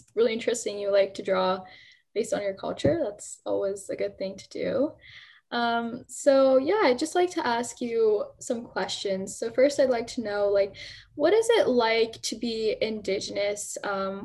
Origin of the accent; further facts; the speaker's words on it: India; moved away; I'm actually Indian